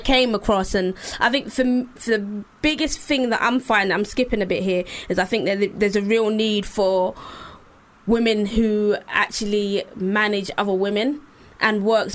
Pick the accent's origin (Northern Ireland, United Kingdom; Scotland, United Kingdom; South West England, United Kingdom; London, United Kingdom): London, United Kingdom; I'm from East London.